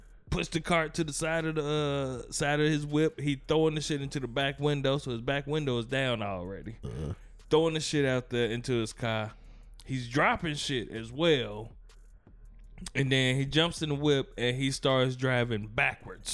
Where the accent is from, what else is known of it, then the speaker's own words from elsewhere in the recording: Gary, Indiana, United States; I'm from Gary